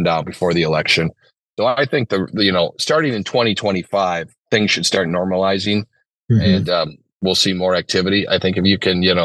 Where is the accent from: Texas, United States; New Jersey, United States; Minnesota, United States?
Minnesota, United States; St. Paul; I grew up in St. Paul